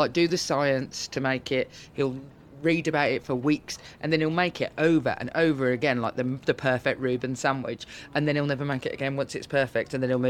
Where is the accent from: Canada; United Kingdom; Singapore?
United Kingdom; Birmingham, West Midlands; I come from Birmingham, so you sort of raised eating really, really sort of what would be described sort of peasant food